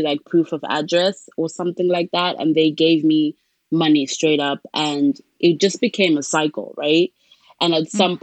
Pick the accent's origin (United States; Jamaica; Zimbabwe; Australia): Zimbabwe; moved away as an adult; now in Canada; I am originally from Zimbabwe. That's where I was born and grew up.